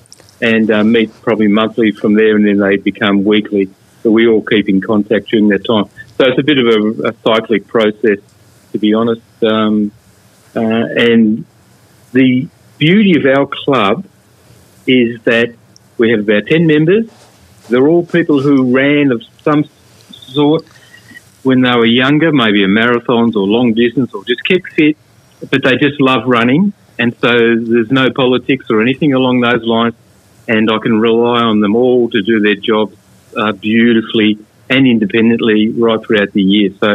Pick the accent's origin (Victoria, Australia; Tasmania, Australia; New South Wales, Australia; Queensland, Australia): Victoria, Australia; Melbourne